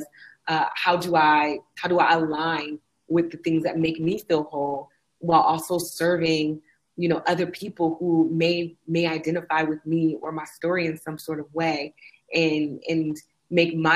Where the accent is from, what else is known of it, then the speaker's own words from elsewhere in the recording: Oakland, California, United States; moved away as an adult; also born or lived in Austin, Texas; my hometown of Oakland, California